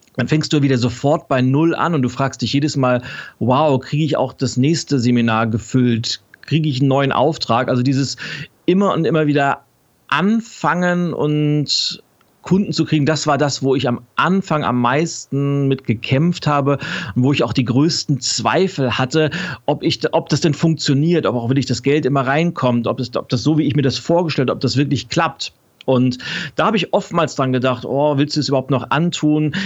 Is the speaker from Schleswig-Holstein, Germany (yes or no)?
yes; Lübeck, Schleswig-Holstein, Germany; now in Berlin, Germany; Ich bin in, in Lübeck geboren, also nordisch by nature